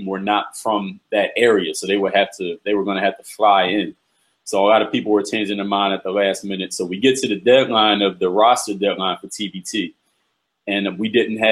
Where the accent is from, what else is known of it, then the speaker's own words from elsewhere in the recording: Philadelphia, Pennsylvania, United States; moved away; Philadelphia is my hometown